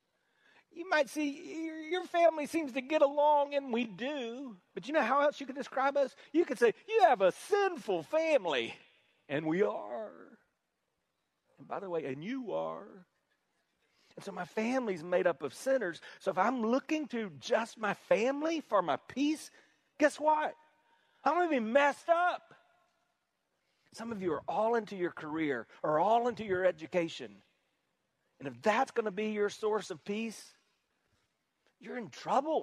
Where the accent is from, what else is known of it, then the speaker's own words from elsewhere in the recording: South Carolina, United States; I'm from South Carolina